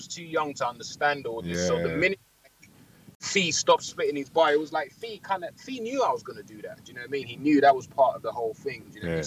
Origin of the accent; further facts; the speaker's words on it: Nigeria; I'm Nigerian.